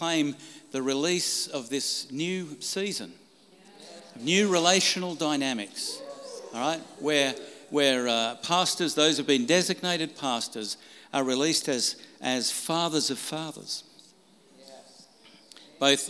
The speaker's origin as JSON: {"language": "English", "town": "Brisbane", "region": "Queensland", "country": "Australia", "said": "I'm from Brisbane, Australia"}